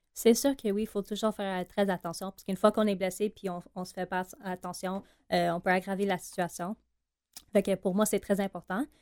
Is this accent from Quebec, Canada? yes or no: yes; Montreal, Quebec, Canada; accent: anglophone; Moi, je suis de euh, de Pierrefonds à Montréal.